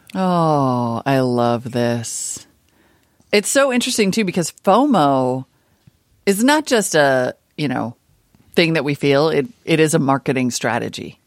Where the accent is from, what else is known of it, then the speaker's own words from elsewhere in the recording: Montana, United States; I grew up in Montana